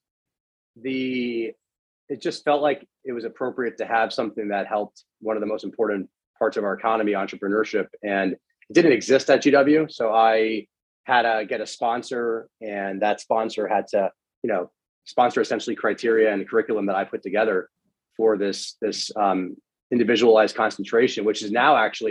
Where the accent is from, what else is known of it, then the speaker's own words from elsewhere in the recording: Miami, Florida, United States; moved away as an adult; also born or lived in Washington, D.C.; I grew up in Miami, Florida